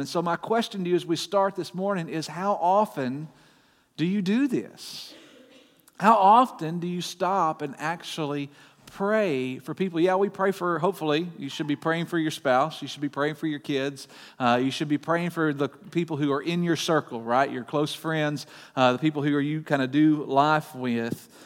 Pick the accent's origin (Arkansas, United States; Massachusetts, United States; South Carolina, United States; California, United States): Arkansas, United States; Bryant; I grew up in Bryant